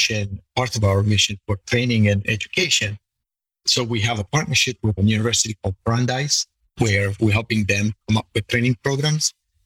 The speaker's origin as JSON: {"language": "English", "country": "Italy", "tie": "born or raised there", "said": "being Italian and growing up in Italy"}